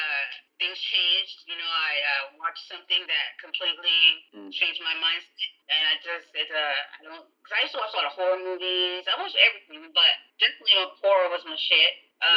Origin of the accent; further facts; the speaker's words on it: San Diego, California, United States; San Diego.